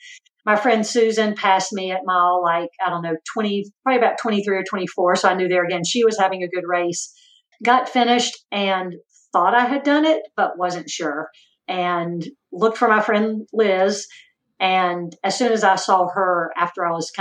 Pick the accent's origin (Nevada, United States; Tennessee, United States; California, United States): Tennessee, United States; Chattanooga; moved away; I grew up in Chattanooga, still have family there.